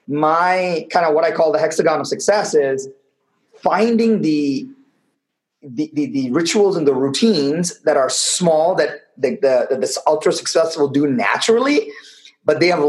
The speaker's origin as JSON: {"language": "English", "town": "Chennai", "region": "Tamil Nadu", "country": "India", "tie": "born or raised there", "moved": "yes", "said": "living in the middle of a city in India called Madras, in a one-bedroom apartment where I shared the bed with my parents till I was maybe 11, 12 years"}